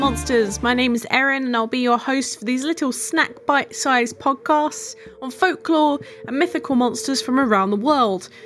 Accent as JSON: {"language": "English", "region": "England", "country": "United Kingdom", "said": "I am from England."}